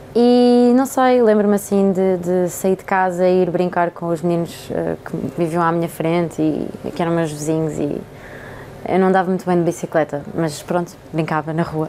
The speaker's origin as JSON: {"language": "Portuguese", "town": "Alcochete", "region": "Setúbal", "country": "Portugal", "tie": "born or raised there", "also_born_or_lived": "Montijo", "said": "eu cresci em Alcochete, uh, só anos mais tarde é que eu mudei para o Montijo"}